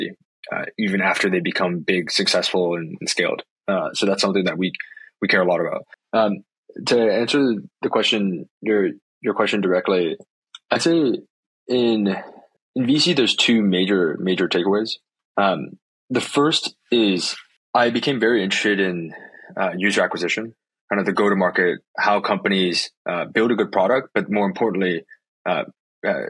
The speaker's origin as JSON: {"language": "English", "town": "San Francisco", "region": "California", "country": "United States", "tie": "born or raised there", "said": "born and raised in San Francisco in the Bay Area, and never left"}